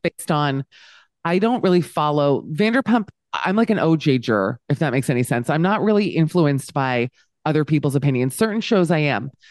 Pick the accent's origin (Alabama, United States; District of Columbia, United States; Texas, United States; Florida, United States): Florida, United States; Miami; Miami, so I grew up in the Wildenstein of, the Wildensteins of America